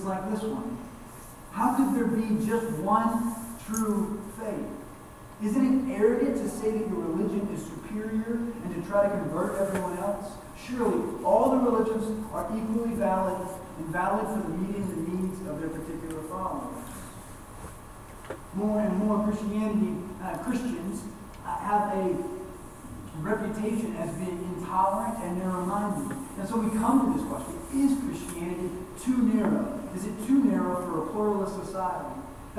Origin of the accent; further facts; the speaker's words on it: Fayetteville, United States; I grew up in the Bible Belt in Fayetteville, just down the road